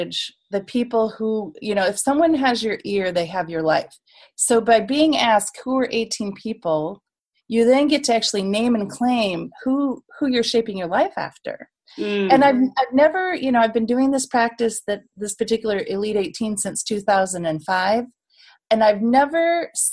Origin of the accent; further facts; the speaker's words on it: United States; as an American